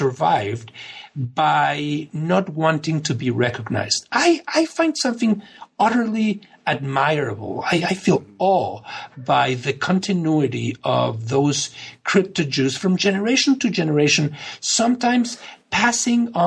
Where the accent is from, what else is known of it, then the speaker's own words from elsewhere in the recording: Mexico; now in United States; when growing up in Mexico